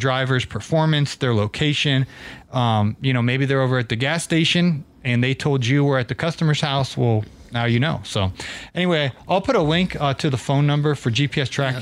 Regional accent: Atlanta, Georgia, United States; I'm from Atlanta

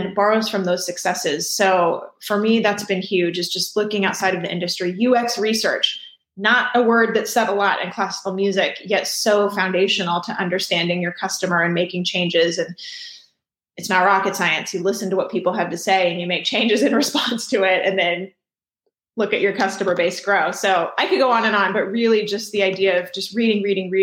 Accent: Houston, Texas, United States; I grew up in Houston

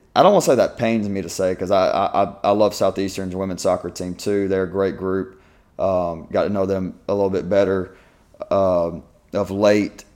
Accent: Georgia, United States; Y'all are from my home state. Y'all are from Georgia

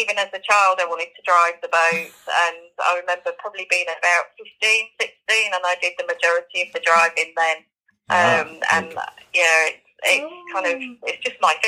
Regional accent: Yorkshire and the Humber, United Kingdom; also born or lived in Norfolk Broads; now in Norfolk, United Kingdom; I'm from Yorkshire originally

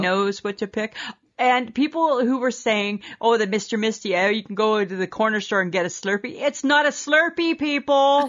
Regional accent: Canada; we're Canadian.

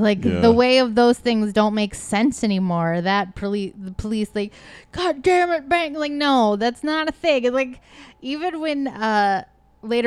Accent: Midwest, United States; moved away; I grew up in the Midwest with all the old houses

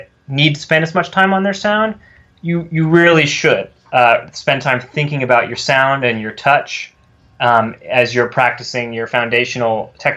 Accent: California, United States; moved away; I'm from California originally. I grew up there

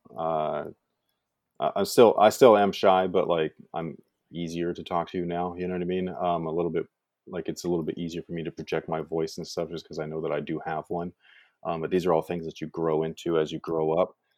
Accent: Bay Area, California, United States; moved away as an adult; now in Sacramento area, United States; when I was growing up there, it was quite normal

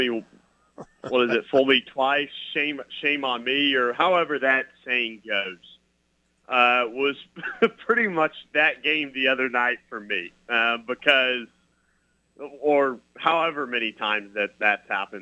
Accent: Kansas, United States; Josh and I grew up in Kansas

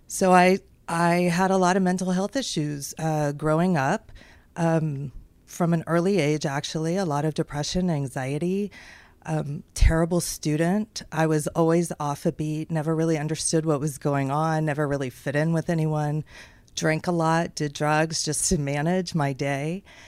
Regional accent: Houston, Texas, United States; So I grew up in Texas. Most of my life was spent growing up in Houston

